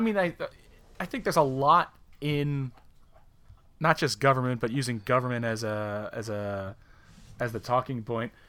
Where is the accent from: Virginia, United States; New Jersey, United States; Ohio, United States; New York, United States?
New York, United States; near Albany, Upstate; moved away; we're from right near Albany